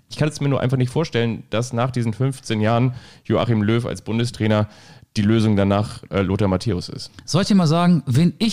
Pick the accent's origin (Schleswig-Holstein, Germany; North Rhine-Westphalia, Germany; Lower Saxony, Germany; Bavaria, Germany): Bavaria, Germany; Außerdem bin ich ja auch Franke.